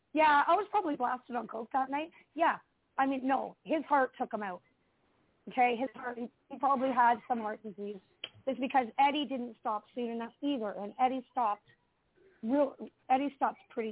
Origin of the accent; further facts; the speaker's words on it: Toronto, Ontario, Canada; I'm from Mimico, Ontario